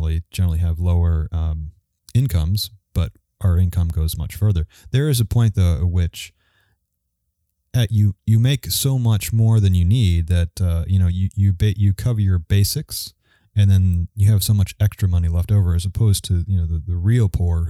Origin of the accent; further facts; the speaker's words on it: New York, United States; moved away; I grew up in New York